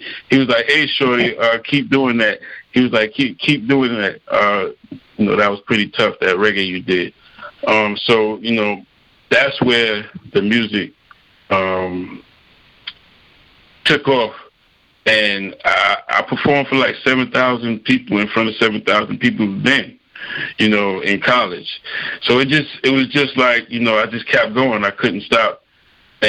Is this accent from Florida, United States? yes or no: no; New York City, New York, United States; moved away; also born or lived in North Carolina; growing up in New York City, you know, my dad, you know, was a multi-talented guy